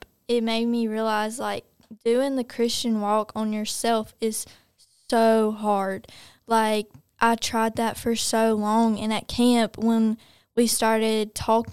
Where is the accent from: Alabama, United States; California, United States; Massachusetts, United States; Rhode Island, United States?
Alabama, United States; Pelham; we're from Pelham